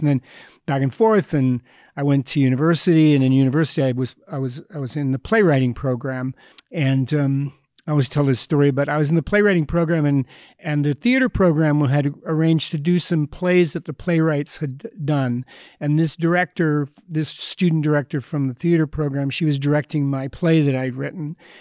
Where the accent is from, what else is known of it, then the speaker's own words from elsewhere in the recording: Edmonton, Alberta, Canada; I grew up in Edmonton